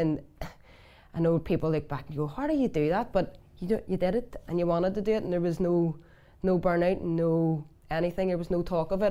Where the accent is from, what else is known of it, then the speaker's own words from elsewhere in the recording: Belfast, Northern Ireland, United Kingdom; I'm from West Belfast